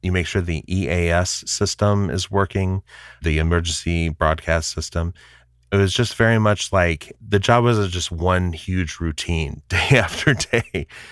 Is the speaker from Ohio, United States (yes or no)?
no; Kankakee, Illinois, United States; now in Bedford, Massachusetts, United States; I grew up just outside of Chicago in a town called Kankakee, Illinois